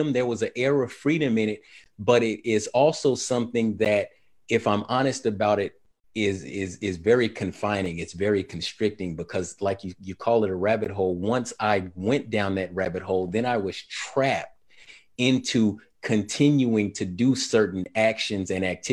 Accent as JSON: {"language": "English", "town": "Sacramento", "region": "California", "country": "United States", "tie": "born or raised there", "said": "my time growing up in Sacramento was in the 1980s"}